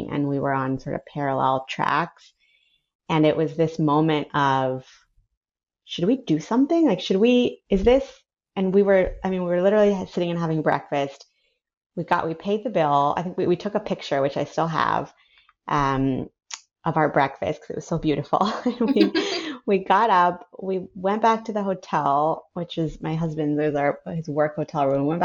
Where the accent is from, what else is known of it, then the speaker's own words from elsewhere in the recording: San Francisco, California, United States; born there; Sure. So I was born I go way back. I was born in San Francisco.